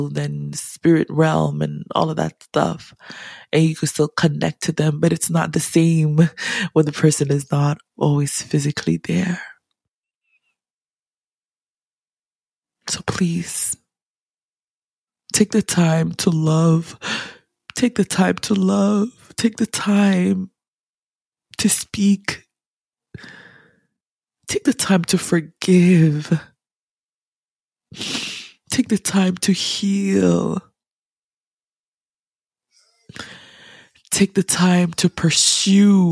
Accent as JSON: {"language": "English", "country": "Ghana", "said": "as a Ghanaian, as an African"}